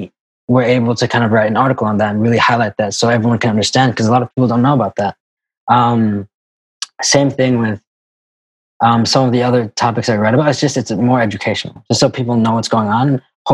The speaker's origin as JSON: {"language": "English", "country": "Kuwait", "tie": "born or raised there", "said": "we grew up in the Middle East. So growing up in Kuwait, and that's kind of how we know each other."}